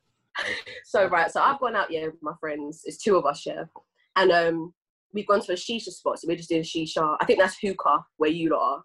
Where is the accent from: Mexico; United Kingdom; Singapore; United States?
United Kingdom; England; I'm Ghanaian and English